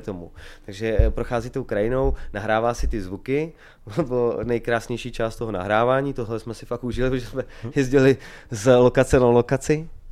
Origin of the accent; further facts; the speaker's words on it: Kamenice nad Lipou, Vysočina Region, Czechia; now in Prague, Czech Republic; my jsme kapela z Vysočiny